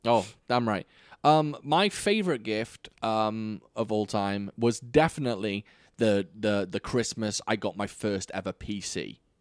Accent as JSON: {"language": "English", "country": "United Kingdom", "said": "as a Brit"}